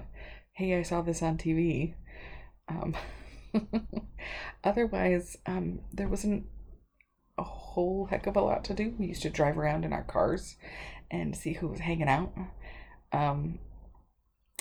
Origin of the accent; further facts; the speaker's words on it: Connecticut, United States; moved away as an adult; also born or lived in New York; I am originally from Connecticut, and I went to high school out in Connecticut